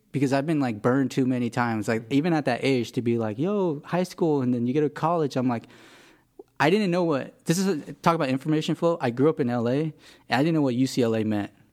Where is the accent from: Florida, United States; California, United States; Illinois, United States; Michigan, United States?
California, United States; Los Angeles; also born or lived in Korea; I'm from L A.